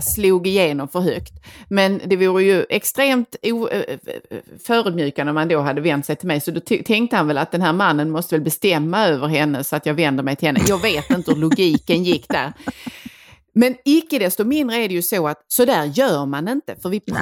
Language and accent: Swedish; Skåne, Sweden; vi kommer ifrån Skåne